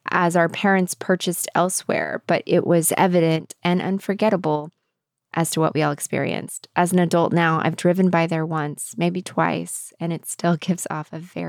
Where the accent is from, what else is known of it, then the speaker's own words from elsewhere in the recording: the South, United States; when I grew up in the Southern Baptist South.